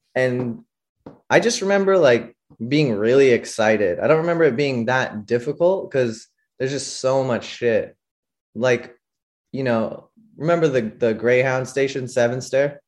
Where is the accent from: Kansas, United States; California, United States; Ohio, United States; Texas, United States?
California, United States; Saratoga; I'm from the Bay Area, like an hour south of S F in Saratoga, California